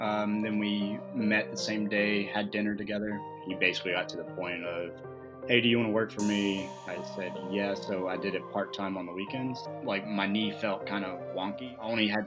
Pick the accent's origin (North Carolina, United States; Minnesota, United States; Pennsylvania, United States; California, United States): North Carolina, United States; Charlotte; I'm born and raised in Charlotte